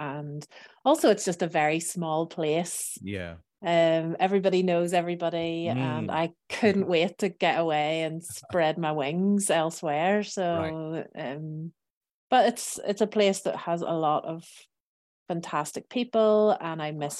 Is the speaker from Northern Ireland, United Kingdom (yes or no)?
yes; Belfast, Northern Ireland, United Kingdom; So I am originally from Belfast in Northern Ireland.